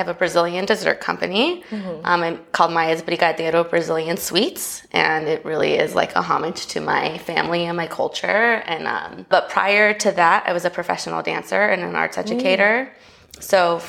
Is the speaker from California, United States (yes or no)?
yes; Los Angeles, California, United States; I was born here in Los Angeles. My mother's from Brazil. My father is from Los Angeles, and both of my grandparents are actually from LA. So on that side, we're like super deep roots, mm-hmm. Angelinos.